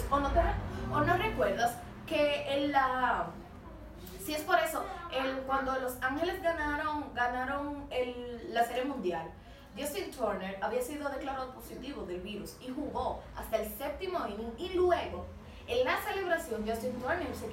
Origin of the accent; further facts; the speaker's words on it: Dominican Republic; Nosotros como dominicanos salimos en aguas extranjeras a gloriarnos.